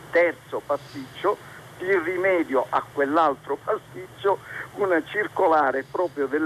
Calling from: Rome, Lazio, Italy; siamo da Roma sono uno dei dirigenti nazionali della Federazione Italiana per il superamento dell'handicap.

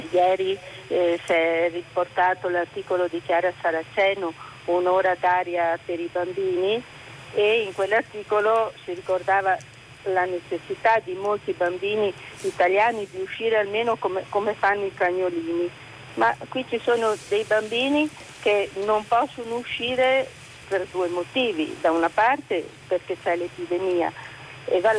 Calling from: Venice, Veneto, Italy; siamo da Venezia

